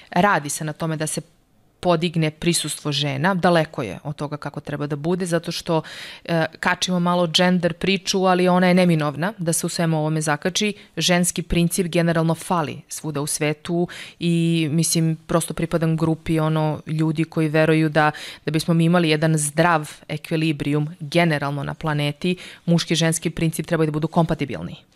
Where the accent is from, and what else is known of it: Serbia; moved away as an adult; also born or lived in Norway